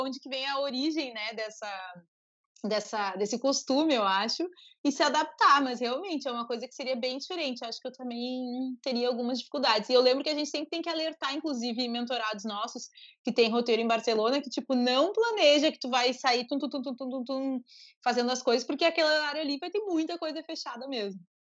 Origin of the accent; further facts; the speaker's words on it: Uruguaiana, Rio Grande do Sul, Brazil; Eu cresci em Uruguaiana, nasci em Uruguaiana, né, que é a fronteira com a Argentina